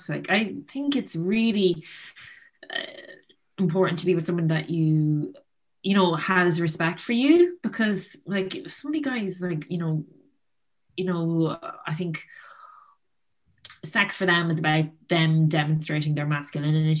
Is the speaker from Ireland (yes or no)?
yes; Ireland; accent: Irish; also born or lived in Chicago